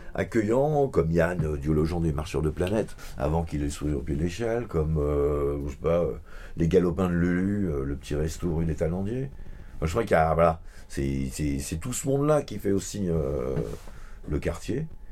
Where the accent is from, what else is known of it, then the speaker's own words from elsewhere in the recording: Vincennes, Île-de-France, France; quand on vient de Vincennes